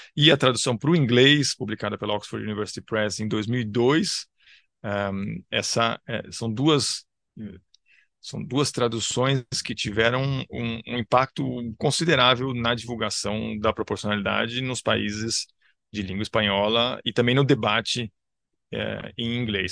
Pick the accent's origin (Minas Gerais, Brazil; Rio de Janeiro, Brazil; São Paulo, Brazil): São Paulo, Brazil; Eu nasci em São Paulo, cresci em São Paulo, dou aula em São Paulo